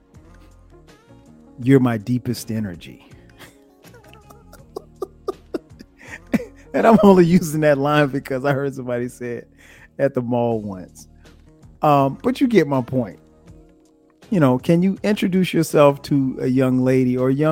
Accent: the South, United States; also born or lived in South Carolina; I grew up in the South.

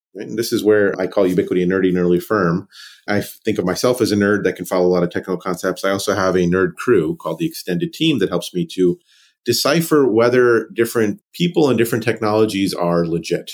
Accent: Raleigh, North Carolina, United States; I grew up in Raleigh, North Carolina, child of two immigrants

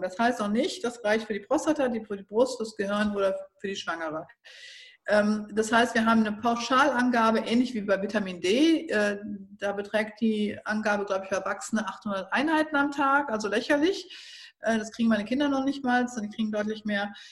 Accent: Northern Germany, Germany; ich bin ja jetzt aus dem Norden

